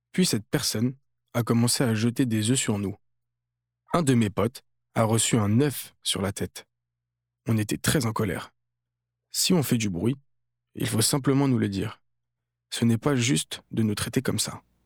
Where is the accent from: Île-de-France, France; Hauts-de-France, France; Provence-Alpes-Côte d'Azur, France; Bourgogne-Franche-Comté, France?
Île-de-France, France; Malakoff; On se connaît tous depuis qu'on est enfants. On vient tous de Malakoff.